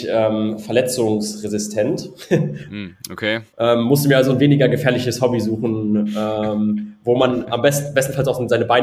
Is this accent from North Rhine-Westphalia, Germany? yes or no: yes; North Rhine-Westphalia, Germany; war vorher erst im, äh, im Bergbau, ich komme aus dem Ruhrgebiet, hat dann mhm. unter Tage gearbeitet